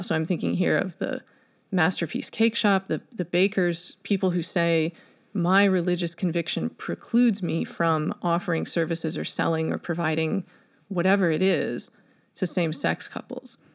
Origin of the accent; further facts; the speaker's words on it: Chicago, Illinois, United States; here in Chicago, my hometown